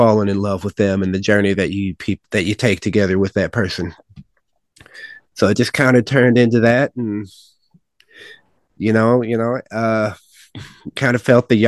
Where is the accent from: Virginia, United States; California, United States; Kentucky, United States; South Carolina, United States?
Kentucky, United States; Jackson; I'm from Jackson, Kentucky